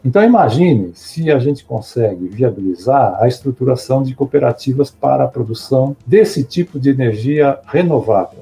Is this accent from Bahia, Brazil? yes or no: no; Santo André, São Paulo, Brazil; Eu sou nascido em Santo André